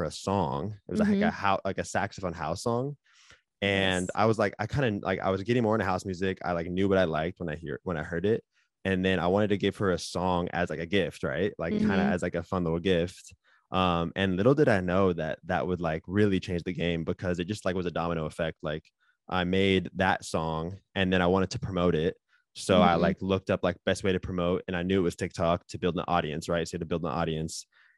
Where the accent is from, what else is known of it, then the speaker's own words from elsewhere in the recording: Seattle, Washington, United States; now in Los Angeles, United States; So, I grew up in Seattle. Graduated 2012, moved to Santa Barbara, went to college at Santa Barbara City College for a couple of years